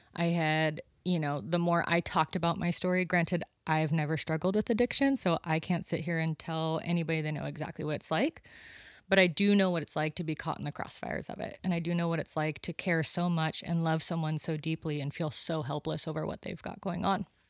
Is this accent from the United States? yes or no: yes; Sonora, California, United States; moved away as an adult; now in Santa Cruz, United States; up by Yosemite. Yeah, Sonora